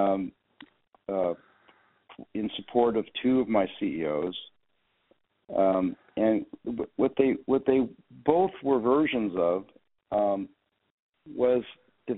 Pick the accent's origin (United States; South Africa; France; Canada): United States; San Jose, California; moved away as an adult; my hometown is San Jose, California